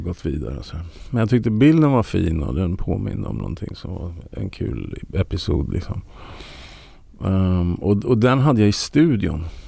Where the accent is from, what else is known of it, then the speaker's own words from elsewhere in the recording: Sweden; jag är ju svensk